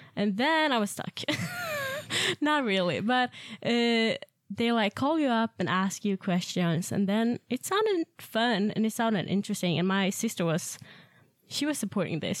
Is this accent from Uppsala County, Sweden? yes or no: no; Ystad, Skåne, Sweden; moved away as an adult; I'm from Sweden, uh, in a very small town called Ystad